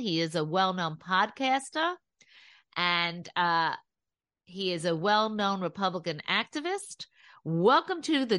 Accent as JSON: {"language": "English", "region": "New York", "country": "United States", "said": "since I'm from New York"}